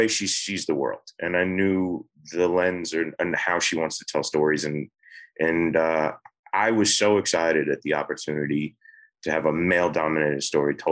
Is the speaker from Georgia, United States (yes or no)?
yes; Georgia, United States; I grew up in Georgia.